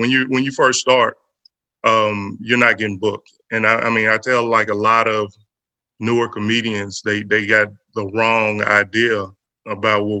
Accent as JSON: {"language": "English", "town": "Nashville", "region": "Tennessee", "country": "United States", "tie": "born or raised there", "said": "I was born and raised in Nashville, Haynes Mountain"}